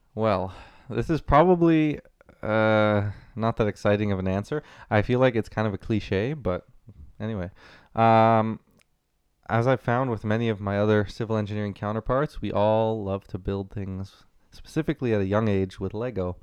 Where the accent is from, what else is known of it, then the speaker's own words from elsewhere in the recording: Ottawa, Ontario, Canada; also born or lived in Waterloo, Ontario; born and raised in Ottawa